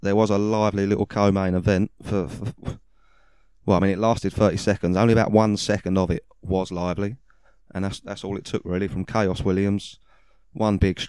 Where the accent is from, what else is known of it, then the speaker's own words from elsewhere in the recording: United Kingdom; we're not from Wales, but we'll claim it. We're from the UK.